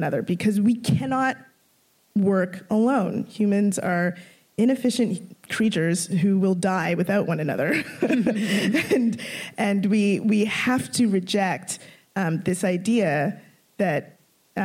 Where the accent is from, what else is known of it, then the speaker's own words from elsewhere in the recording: Toronto, Ontario, Canada; also born or lived in Scarborough / Brampton; I grew up mostly in North York.